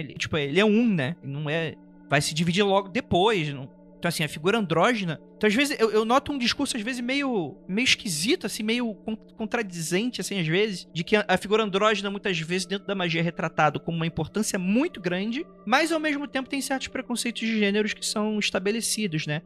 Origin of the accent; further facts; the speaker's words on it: Rio de Janeiro, Brazil; eu nasci no Rio de Janeiro